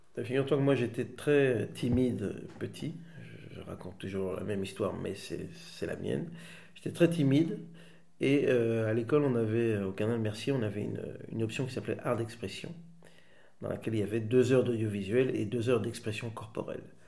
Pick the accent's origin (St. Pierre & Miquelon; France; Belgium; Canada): Belgium; Waterloo, Wallonia; also born or lived in Schaerbeek / Netherlands / Switzerland / Rhode-Saint-Genèse; j'ai grandi entre euh, Waterloo, Haute-Saint-Genèse, un petit peu en Suisse, et puis je suis rentré.